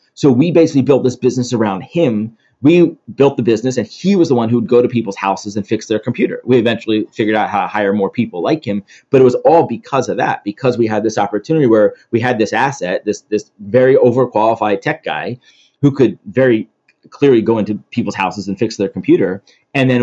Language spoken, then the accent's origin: English; Philadelphia, Pennsylvania, United States; moved away as an adult; also born or lived in Atlanta; I grew up in Philly